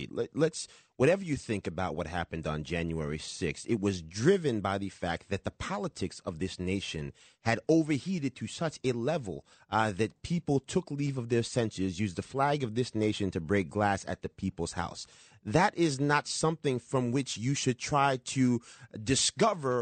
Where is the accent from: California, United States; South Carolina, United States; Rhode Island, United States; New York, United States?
New York, United States; Yonkers; My hometown in Yonkers